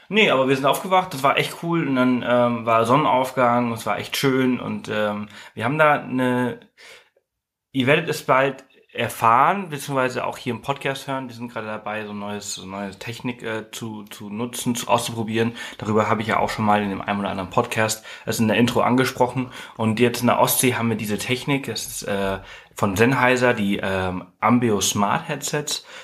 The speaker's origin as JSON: {"language": "German", "region": "Balearic Islands", "country": "Spain", "said": "Also, also was heißt nicht gesehen? Ich komme aus Mallorca, natürlich habe ich das gesehen."}